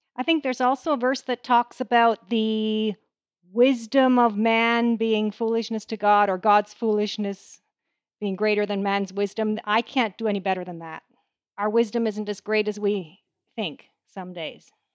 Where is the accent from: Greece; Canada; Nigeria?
Canada; I am a Canadian